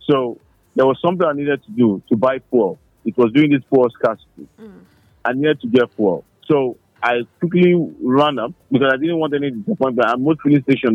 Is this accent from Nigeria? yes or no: yes; Nigeria; I'm a Nigerian